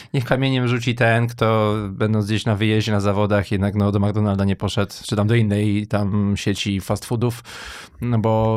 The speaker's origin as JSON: {"language": "Polish", "town": "Wrocław", "region": "Lower Silesian Voivodeship", "country": "Poland", "tie": "born or raised there", "moved": "yes", "lives_now": "Warsaw, Poland", "said": "jestem w ogóle wrocławianinem, urodziłem się w Wrocławiu"}